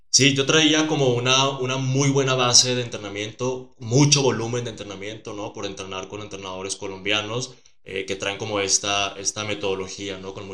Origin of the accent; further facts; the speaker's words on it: Sonora, Mexico; en Sonora, de donde eres. Sí, en Sonora.